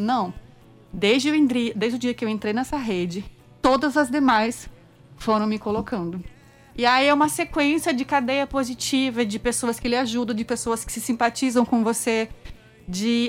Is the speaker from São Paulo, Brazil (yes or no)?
yes; interior of São Paulo, Brazil; moved away as an adult; also born or lived in Brasília; now in João Pessoa, Brazil; é uma menina do interior de São Paulo